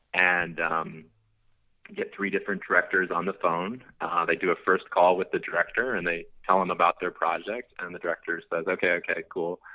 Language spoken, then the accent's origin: English; Missouri, United States; moved away as an adult; now in Los Angeles, United States; moved to LA from Missouri